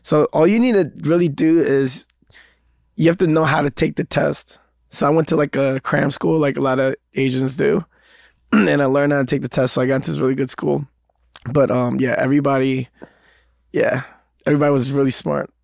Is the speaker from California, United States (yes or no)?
no; New York City, New York, United States; growing up in Queens